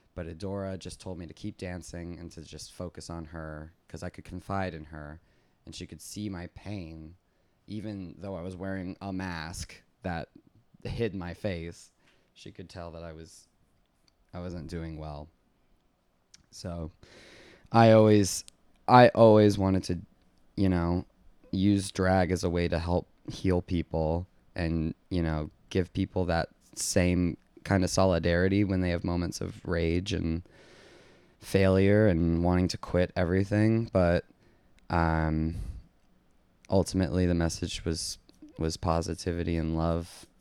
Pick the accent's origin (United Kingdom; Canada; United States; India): United States; West Palm Beach, Florida; now in New York City, United States; originally I'm from West Palm Beach, Florida